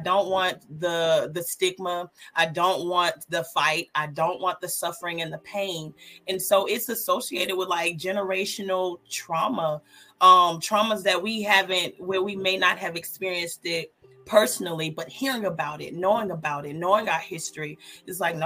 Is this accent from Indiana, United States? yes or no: no; Georgia, United States; I'm from the South. I'm from actually born and raised in Georgia.